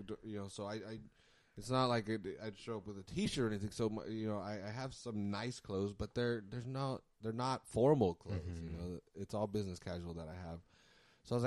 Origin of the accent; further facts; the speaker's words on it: United States; I'm American